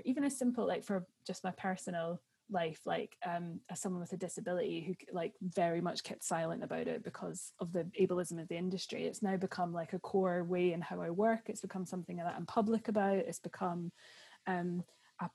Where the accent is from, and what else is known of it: Edinburgh, Scotland, United Kingdom; born or raised there; moved away; also born or lived in London